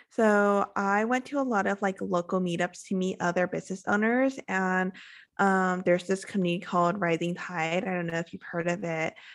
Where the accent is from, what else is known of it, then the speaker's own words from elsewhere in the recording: California, United States; moved away as an adult; now in Playa del Carmen, Mexico; I am originally from California